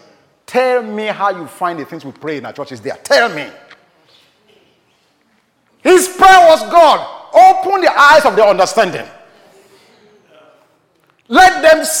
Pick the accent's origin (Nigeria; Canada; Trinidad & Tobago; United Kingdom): Nigeria; I was born in Nigeria